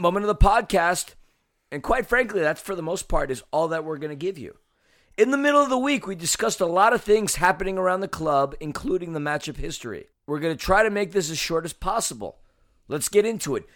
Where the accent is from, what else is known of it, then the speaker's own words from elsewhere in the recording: New York City, New York, United States; moved away; growing up in New York City